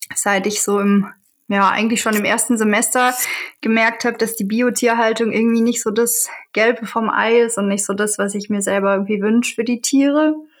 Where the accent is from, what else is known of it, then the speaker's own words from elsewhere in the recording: Southern Germany, Germany; moved away as an adult; also born or lived in Eberswalde; Ich bin eigentlich in Süddeutschland aufgewachsen